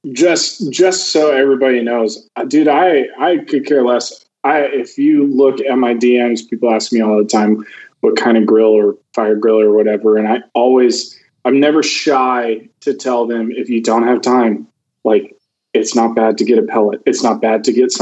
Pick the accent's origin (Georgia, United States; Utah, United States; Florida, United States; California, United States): Georgia, United States; moved away; also born or lived in Texas; growing up in Georgia